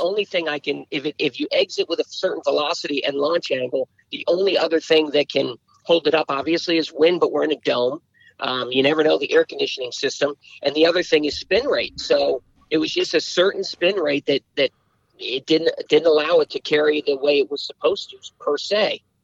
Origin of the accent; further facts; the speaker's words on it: Boston, Massachusetts, United States; moved away as an adult; now in Washington, D.C., United States; I grew up in Boston